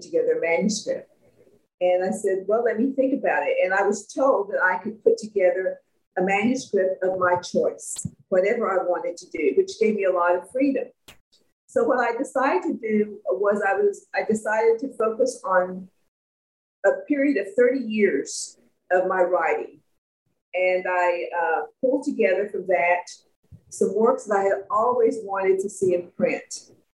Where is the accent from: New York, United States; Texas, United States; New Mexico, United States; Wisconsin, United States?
Texas, United States; McGregor; also born or lived in Austin, Texas; I come from Central Texas. I was born in a little town about 90 miles north Boston called McGregor.